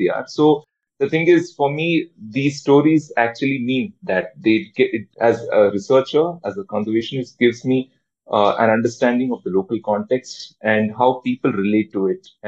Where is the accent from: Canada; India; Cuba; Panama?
India; Bangalore, Karnataka; now in Shillong, India; I'm from Bangalore.